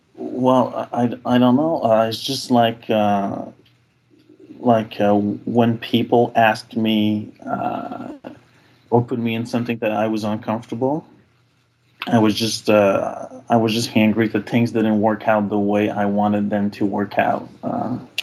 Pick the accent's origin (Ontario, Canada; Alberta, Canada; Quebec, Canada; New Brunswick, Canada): Quebec, Canada; now in Ottawa, Canada; I am from Quebec, although I do live mm. in hmm. Ottawa